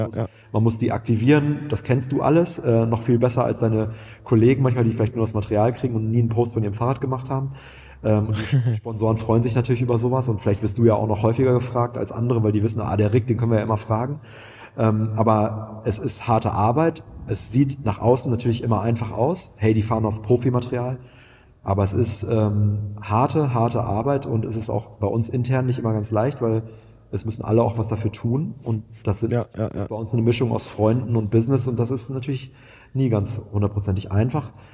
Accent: Münster, North Rhine-Westphalia, Germany; moved away as an adult; now in Hamburg, Germany; Ich komme aus Münster, aus einer, aus einer 70 Quadratmeter Wohnung mit meinem Zwillingsbruder und meiner alleinerziehenden Mama

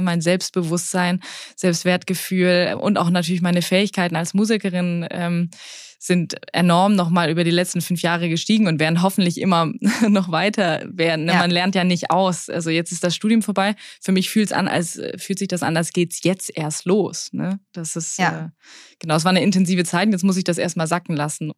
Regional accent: Swabia, Baden-Württemberg, Germany; ich bin im Schwarmländler aufgewachsen

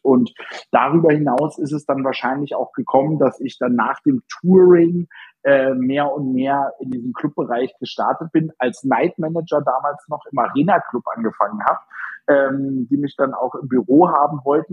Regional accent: Berlin, Germany; Ich war auf dem Beethoven-Gymnasium hier in Berlin Steglitz als gebürtiger Berliner

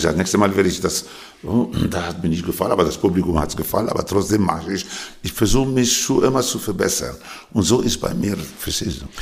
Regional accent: Lebanon; born or raised there; also born or lived in Tunisia / Paris, France / Germany / Austria; now in Switzerland

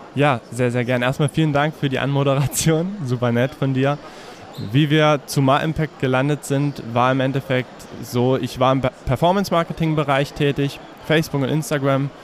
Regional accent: Herrnhut, Saxony, Germany; now in Görlitz, Germany; tatsächlich komme ich ursprünglich aus der Ecke Herrnhut

